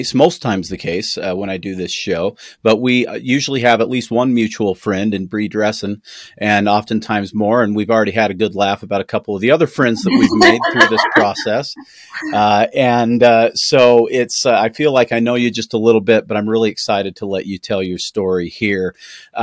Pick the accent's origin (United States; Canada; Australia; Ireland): United States; I'm an American podcaster